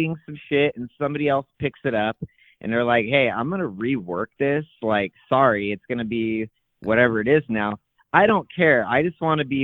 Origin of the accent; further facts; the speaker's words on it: Calaveras County, California, United States; now in Fresno, United States; I grew up in Calaveras County, which is like foothills